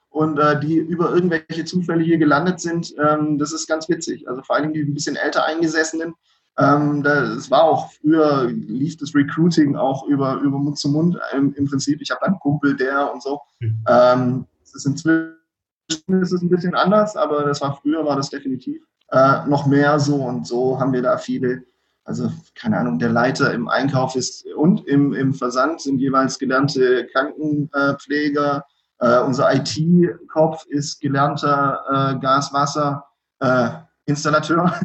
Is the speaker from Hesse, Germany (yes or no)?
no; Donzdorf, Baden-Württemberg, Germany; Ich, ich komme ursprünglich eigentlich auch aus der Ecke um Donsdorf.